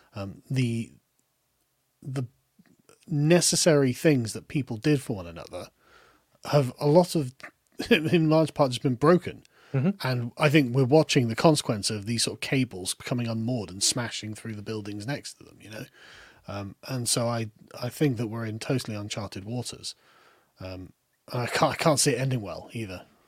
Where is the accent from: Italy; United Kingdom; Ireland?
United Kingdom; accent: lower middle class accent; I, as a British person